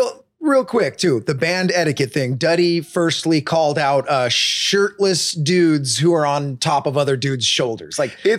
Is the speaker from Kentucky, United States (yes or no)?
no; Huntington Beach, California, United States; born or raised there; also born or lived in Los Angeles, California / Reno, Nevada / Woodland Hills, California